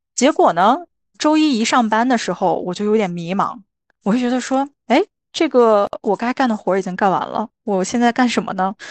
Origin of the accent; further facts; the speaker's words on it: Qingdao, Shandong, China; moved away as an adult; now in Australia; 我是青岛人嘛